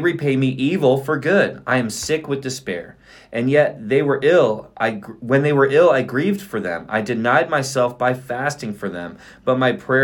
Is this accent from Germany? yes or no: yes; Germany; also born or lived in Fort Drum, New York; now in United States; when I grew up in Germany